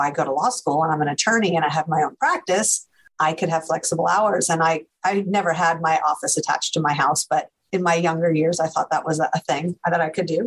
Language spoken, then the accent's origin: English; just outside New York City, United States; moved away as an adult; now in Austin, United States; I grew up in New York, just outside New York City, oldest of three girls